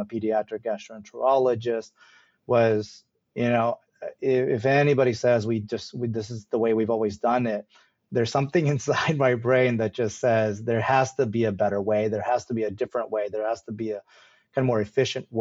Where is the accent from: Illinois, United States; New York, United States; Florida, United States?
Illinois, United States; Chicago; Indian, I was born in Chicago.